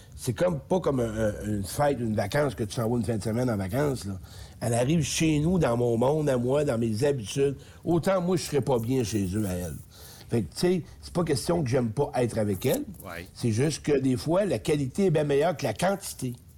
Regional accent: Beauce, Quebec, Canada; moved away; je descends en Beauce, mon patelin. Je voulais voir mes chums un peu, parce que je viens de là

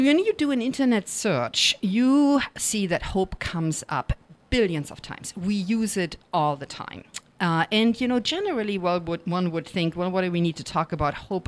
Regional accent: Germany; accent: German; English is a second language; moved away; being a non-native speaker, I'm sure you've by now noticed my German accent

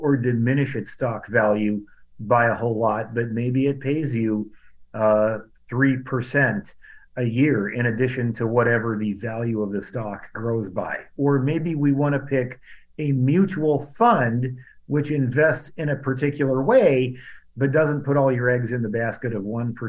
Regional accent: Cedar Rapids, Iowa, United States; also born or lived in northern Indiana; now in Indiana, United States; A lot of people where I grew up in Cedar Rapids, Iowa, worked for a firm called Rockwell Collins

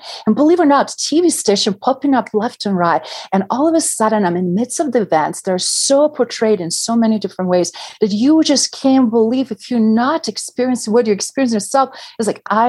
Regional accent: Bosnia & Herzegovina; moved away; I grew up in central part of former Yugoslavia, Sarajevo region, that is right now known as independent country Bosnia-Herzegovina.

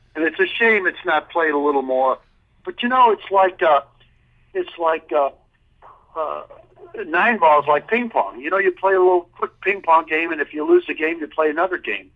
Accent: Chicago, Illinois, United States; I grew up in Chicago

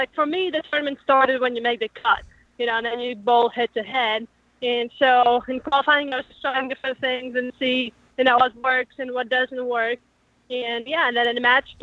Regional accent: Latvia; now in United States; I'm from Latvia

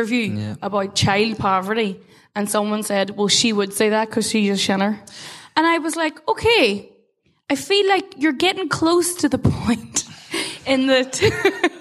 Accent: Derry, Northern Ireland, United Kingdom; I was very proud, not just to be from Derry, but I was very proud to be from the North.

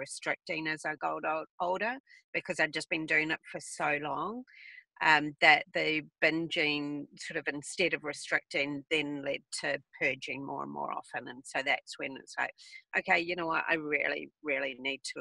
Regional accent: New Zealand; moved away; I'm from New Zealand originally

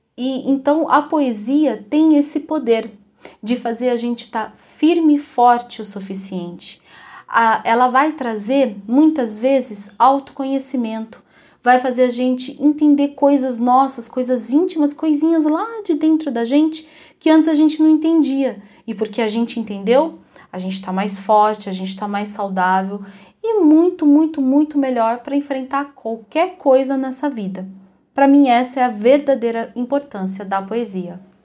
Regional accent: Ribeirão Preto, São Paulo, Brazil; moved away as an adult; now in Curitiba, Brazil; Embora eu já viva em Curitiba há quase 20 anos, eu sou de Ribeirão Preto, que é uma cidade no interior de São Paulo

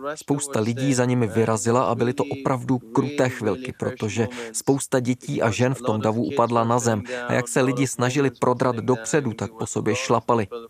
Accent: Kabul, Afghanistan; moved away as an adult; now in Qatar; jsem fotograf a fotožurnalista a pocházím z Kabulu

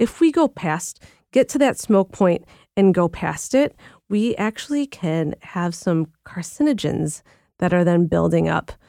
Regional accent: Philippines; And I think most people know at this point that I'm Filipino, so I'm Asian

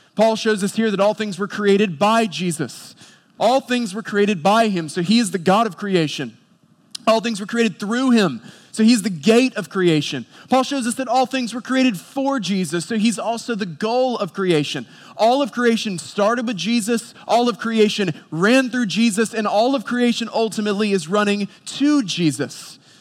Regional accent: Boone, North Carolina, United States; I grew up in Boone, North Carolina

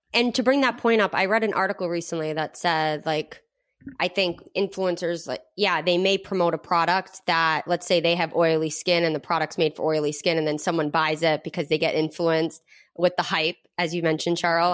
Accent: Rhode Island, United States; moved away; we're originally from Rhode Island

